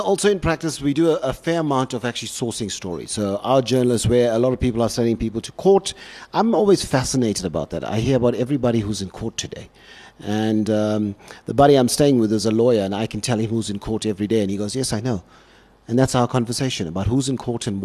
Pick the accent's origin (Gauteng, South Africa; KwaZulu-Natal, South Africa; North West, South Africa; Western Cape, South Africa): KwaZulu-Natal, South Africa; Durban; moved away as an adult; now in Cape Town, South Africa; I come from Durban